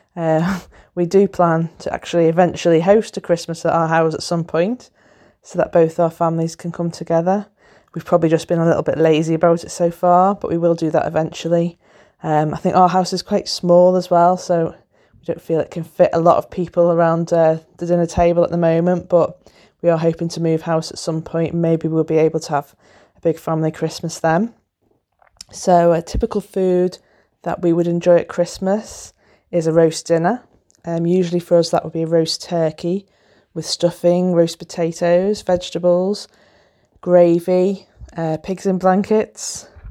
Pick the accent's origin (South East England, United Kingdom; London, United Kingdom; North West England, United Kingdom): North West England, United Kingdom; the Wirral; I'm from the Wirral, which is a peninsula near Liverpool in northwest England.